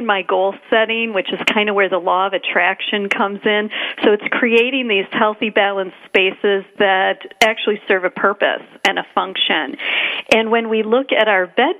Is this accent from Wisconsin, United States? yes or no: yes; Wisconsin, United States; I'm from Wisconsin